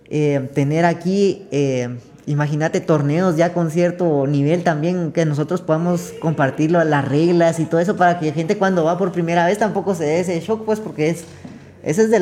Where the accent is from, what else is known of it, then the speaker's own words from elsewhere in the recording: Guatemala; todos somos guatemaltecos y que hemos de pelear